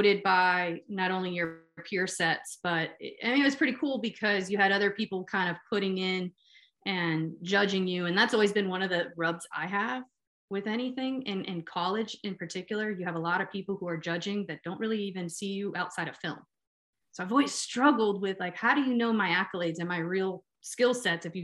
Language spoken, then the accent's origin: English; Miami, Florida, United States; moved away as an adult; also born or lived in Pittsburgh; I grew up born and raised in Miami, Florida